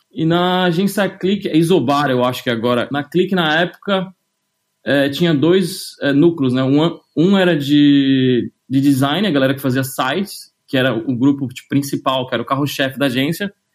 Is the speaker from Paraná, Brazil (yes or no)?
no; São Paulo, Brazil; moved away as an adult; also born or lived in London; eu sou de São Paulo, nasci é, na Zona Leste, na Vila Prudente, perto da Moca